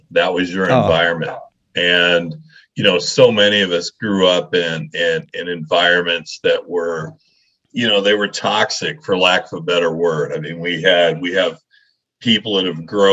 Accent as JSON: {"language": "English", "town": "Leadville", "region": "Colorado", "country": "United States", "tie": "born or raised there", "said": "I grew up in Colorado. I grew up in this little mining town called Leadville, Colorado, up in the middle"}